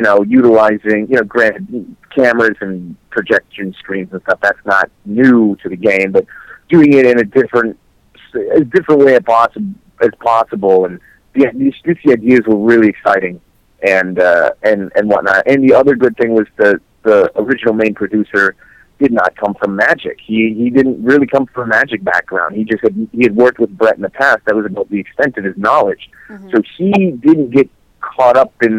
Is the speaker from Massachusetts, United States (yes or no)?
no; Minnesota, United States; I grew up in Minnesota